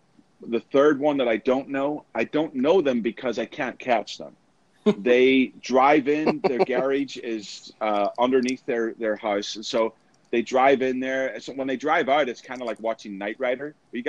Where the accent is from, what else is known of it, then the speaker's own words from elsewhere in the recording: Northern Ireland, United Kingdom; growing up in Northern Ireland, I experienced a lot of open air preaching.